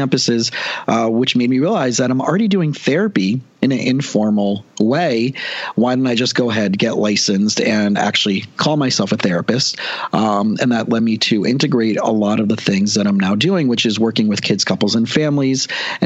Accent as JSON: {"language": "English", "region": "South Florida", "country": "United States", "tie": "born or raised there", "said": "I grew up down here in South Florida and a really average family"}